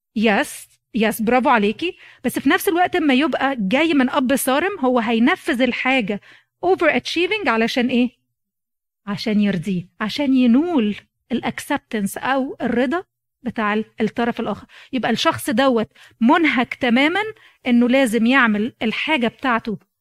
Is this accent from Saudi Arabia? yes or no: no; Egypt; moved away as an adult; جيت من مصر